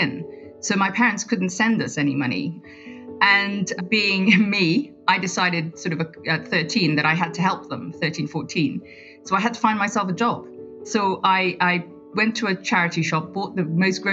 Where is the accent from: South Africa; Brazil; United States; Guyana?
Guyana; now in London, United Kingdom; growing up in Guyana and all the colour that comes from growing up in a tropical country